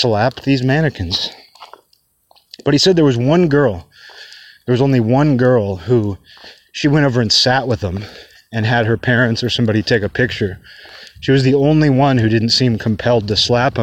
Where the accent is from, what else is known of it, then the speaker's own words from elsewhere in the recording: Kirkland, Washington, United States; now in Olympia, United States; my hometown changed so much just over the span of my childhood. Like it went from kind of a more of a small town feel. You know, it's the suburbs of Seattle